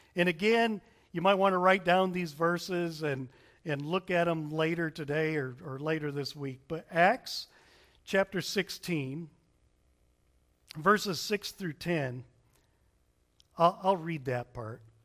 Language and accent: English; Berrien Springs, Michigan, United States; moved away; we grew up in Berrien Springs, Michigan. It's in the southwestern corner of Michigan.